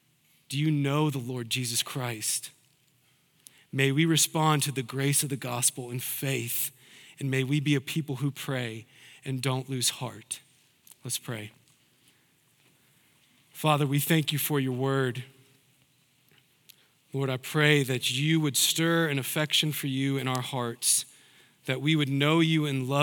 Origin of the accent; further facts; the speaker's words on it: the South, United States; Now, I'm a Southerner. I don't have the Southern accent, but I'm a Southerner.